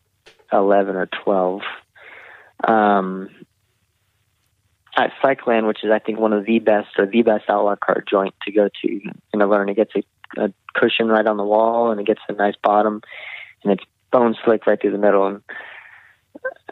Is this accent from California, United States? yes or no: yes; a few hours from Chico, California, United States; where I grew up was a few hours away